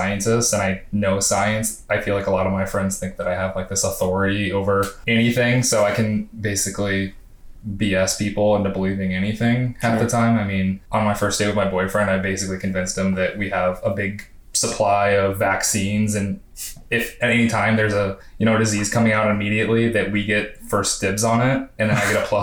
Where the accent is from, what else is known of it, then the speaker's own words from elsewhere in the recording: Iowa, United States; now in Atlanta, United States; I'm from Iowa, and basically all my life up until I came to Atlanta, I've lived in really rural, small farm towns